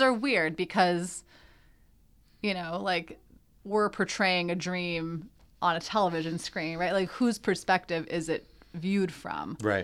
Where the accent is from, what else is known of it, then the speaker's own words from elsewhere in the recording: Canada; We're Canadian